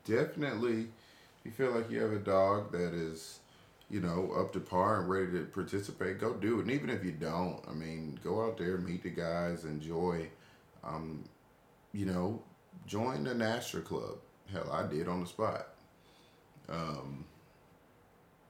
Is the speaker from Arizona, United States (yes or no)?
no; Atlanta, Georgia, United States; here in Atlanta, my hometown